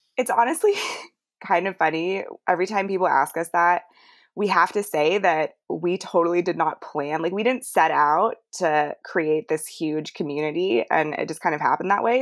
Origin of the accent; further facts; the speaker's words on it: Canada; now in United States; I grew up in Canada, hiking and backpacking and camping and all that stuff with my dad.